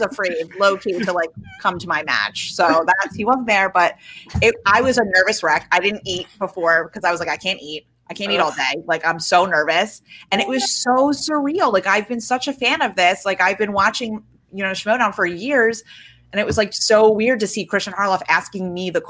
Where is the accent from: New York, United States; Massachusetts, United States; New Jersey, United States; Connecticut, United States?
New Jersey, United States; I'm from New Jersey